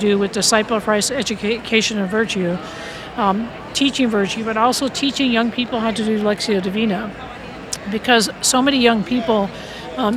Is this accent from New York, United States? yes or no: no; California, United States; moved away; also born or lived in Michigan; I came from California.